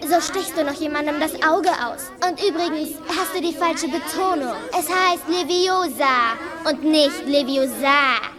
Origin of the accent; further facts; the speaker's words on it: Bavaria, Germany; accent: Bavarian; gab es auch erst mal zwei Jahre Sprecherziehung am Theater, um mir den bayerischen Dia